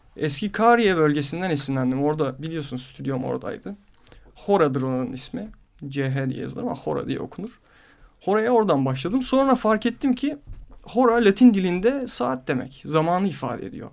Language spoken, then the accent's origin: Turkish; Istanbul, Turkey; Yarımada'da büyüdüm. Böyle çocukluğum hep arka o sokakların kıvrımlarını keşfederek falan geçti.